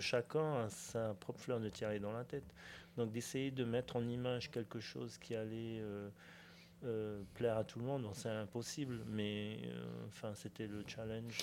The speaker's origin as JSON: {"language": "French", "country": "French Polynesia", "tie": "born or raised there", "said": "j'ai grandi chinois en Polynésie"}